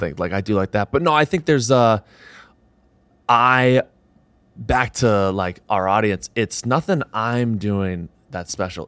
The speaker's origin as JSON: {"language": "English", "region": "Southern New Hampshire", "country": "United States", "moved": "yes", "said": "I'm from Southern New Hampshire originally"}